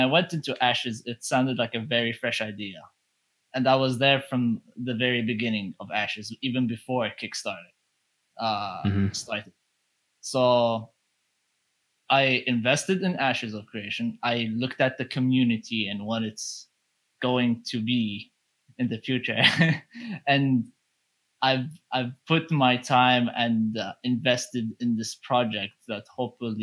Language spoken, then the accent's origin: English; Saudi Arabia; I'm a dude from Saudi Arabia